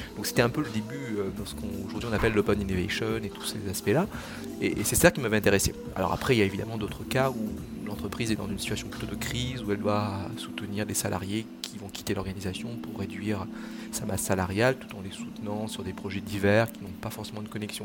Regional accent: Mauritius; now in Toulouse, France; dans mon pays d'origine, euh, l'île Maurice

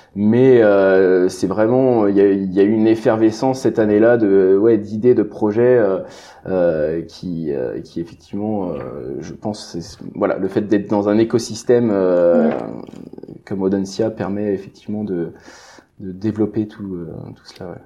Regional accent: Brittany, France; je suis originaire de, de Bretagne

